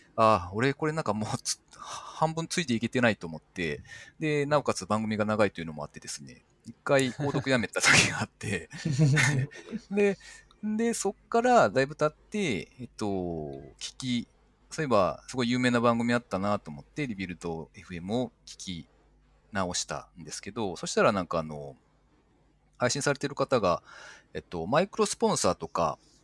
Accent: Nagoya, Aichi, Japan; also born or lived in Gifu; 名古屋の方に自分の実家があって、親が健在

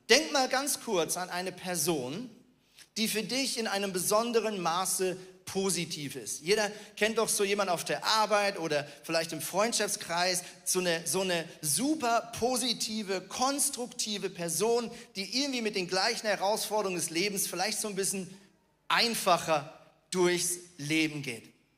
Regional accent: Switzerland; moved away as an adult; also born or lived in Northern Germany; now in Germany; ich bin ja Schweizer

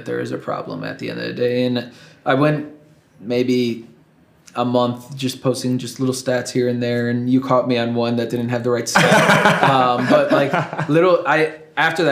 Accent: Chicago, Illinois, United States; moved away; I'm from Chicago

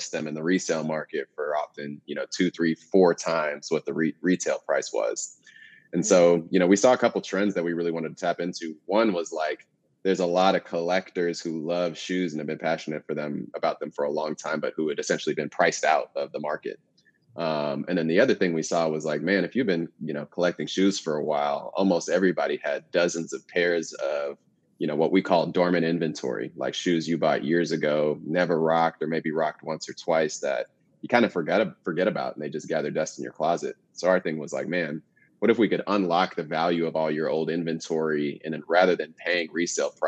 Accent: Houston, Texas, United States; now in Austin, United States; I'm calling in from Austin, Texas, by way of Houston

